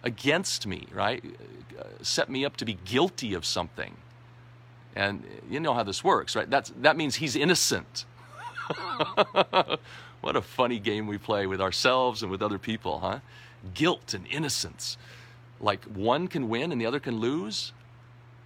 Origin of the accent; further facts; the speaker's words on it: United States; moved away as an adult; Being an American in a foreign land, a foreign country for the last 11 years